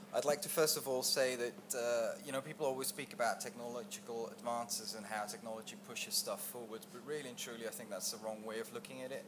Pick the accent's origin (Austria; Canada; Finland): Austria; I'm from Austria